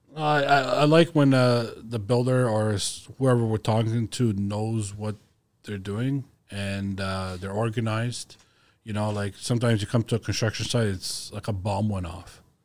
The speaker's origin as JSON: {"language": "English", "country": "Croatia", "said": "I'm from Croatia"}